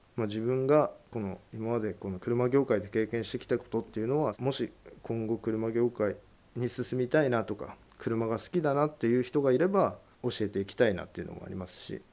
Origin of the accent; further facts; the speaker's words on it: Japan; 私は現在三十四歳。北方町の上郷というところの出身です